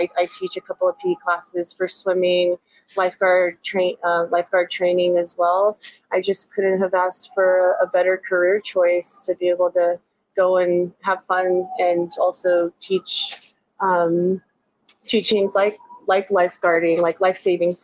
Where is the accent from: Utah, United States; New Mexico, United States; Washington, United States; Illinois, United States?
New Mexico, United States; Las Cruces; Born and raised. Still a stone throw from actually the house that I was born in.